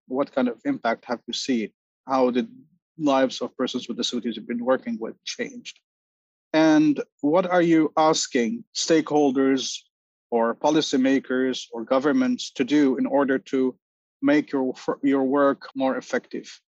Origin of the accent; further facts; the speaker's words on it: Lebanon; now in New York, United States; I am originally from Lebanon, currently living in New York.